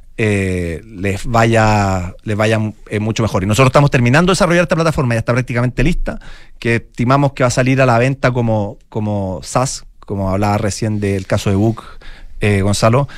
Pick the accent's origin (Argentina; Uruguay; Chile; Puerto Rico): Chile; Santiago, Santiago Metropolitan Region; Mi, mamá es valdiviana, yo nací y criado en Santiago